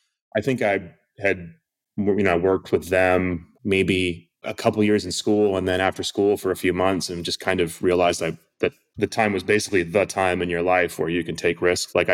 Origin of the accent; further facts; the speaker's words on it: Augusta, Maine, United States; moved away as an adult; also born or lived in Bay Area; I grew up in Augusta, Maine